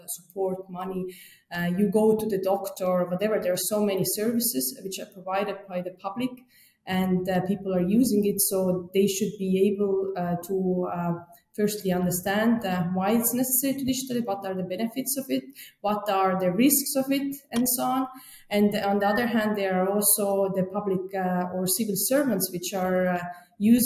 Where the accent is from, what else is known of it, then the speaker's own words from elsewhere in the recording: Estonia; moved away as an adult; now in Germany; I live now since 5 years in Germany, but I'm originally from Estonia